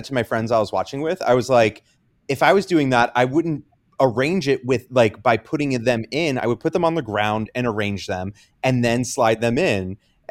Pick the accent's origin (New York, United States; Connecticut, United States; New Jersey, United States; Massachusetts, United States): New Jersey, United States; Central Jersey Shore; also born or lived in Philadelphia; I specifically am from the Central Jersey Shore.